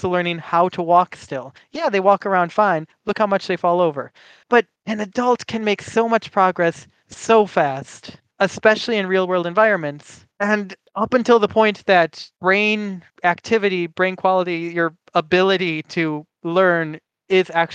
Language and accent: English; Midwestern United States, United States; first language English; I was born and raised in the Midwestern United States.